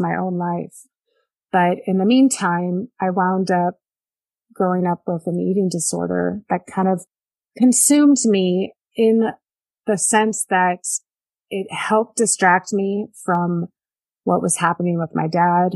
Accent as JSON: {"language": "English", "area": "Bay Area", "region": "California", "country": "United States", "tie": "born or raised there", "said": "I grew up in the Bay Area"}